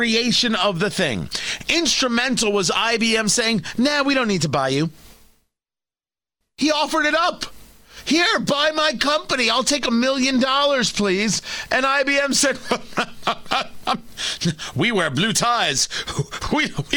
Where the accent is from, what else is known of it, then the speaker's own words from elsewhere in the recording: New Jersey, United States; I grew up in New Jersey